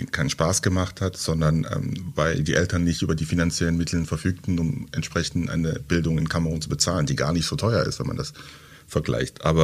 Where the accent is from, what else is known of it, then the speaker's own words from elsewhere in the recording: Halle, Saxony-Anhalt, Germany; also born or lived in Douala, Cameroon; Genau, ich bin in, in Halle an der Saale aufgewachsen, bin 2000 von Douala, das ist eine Millionenstadt mit äh, drei Millionen Einwohnern, sehr laut, äh, viel los, viel Lärm, immer was los.